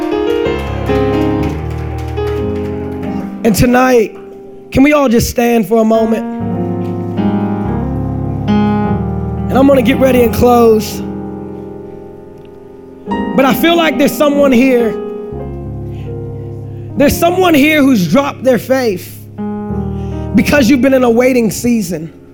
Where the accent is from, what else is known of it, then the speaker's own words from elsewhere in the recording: Washington, District of Columbia, United States; I grew up in Washington, D.C. That's where I grew up